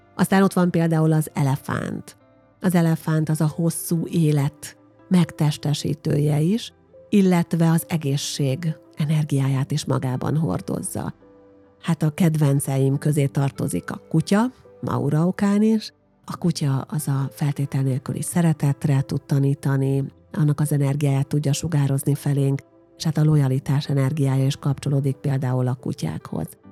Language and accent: Hungarian; Győrszemere, Győr-Moson-Sopron, Hungary; ugye én egy falusi lány vagyok, Győr mellett Győr szemerén nevelkedtem